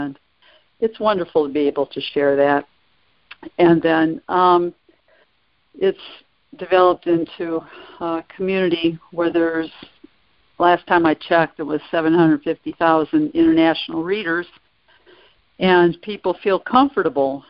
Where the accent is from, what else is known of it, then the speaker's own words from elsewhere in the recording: Detroit, Michigan, United States; I'm originally from the Detroit area